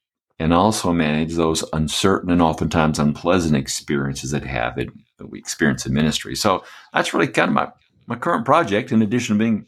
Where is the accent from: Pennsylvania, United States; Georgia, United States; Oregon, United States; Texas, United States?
Georgia, United States; Atlanta; also born or lived in Michigan / Birmingham; Well, I was born in Atlanta, and my parents lived there a while. We went to the northern part, to Michigan of the States. But mostly I've lived in the South, in Birmingham, and lived in the Atlanta area, went to school there, went to Georgia Tech